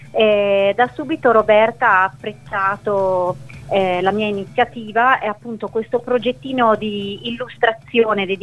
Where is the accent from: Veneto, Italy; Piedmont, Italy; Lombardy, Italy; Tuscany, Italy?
Piedmont, Italy; Novi Ligure; moved away; il mio progetto di Novi è nato per promuovere la mia, la mia città d'origine